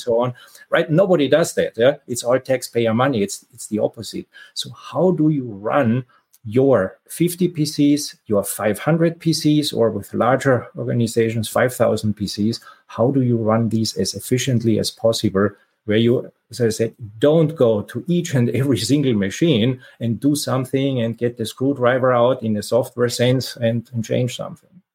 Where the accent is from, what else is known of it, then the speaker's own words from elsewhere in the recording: Austria; moved away as an adult; now in San Francisco Bay Area, United States; I'm originally from Austria, but have been living in the San Francisco Bay Area for for quite a while